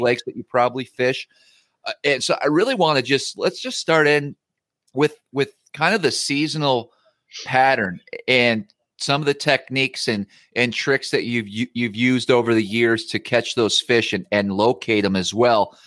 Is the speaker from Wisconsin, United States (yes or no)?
yes; Northern Wisconsin, United States; moved away; my old my home state where I grew up, upstate